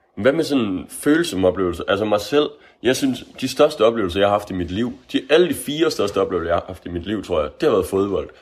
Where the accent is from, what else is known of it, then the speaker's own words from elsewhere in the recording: Aalborg, North Denmark Region, Denmark; Jeg er fra Aalborg